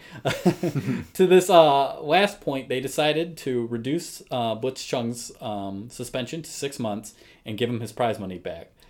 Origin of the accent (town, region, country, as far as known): United States